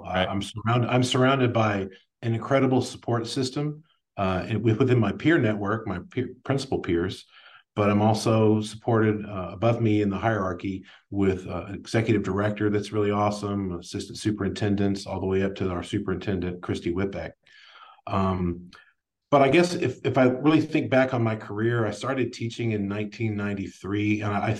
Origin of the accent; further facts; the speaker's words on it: Plano, Texas, United States; I grew up in North Dallas in the Plano area.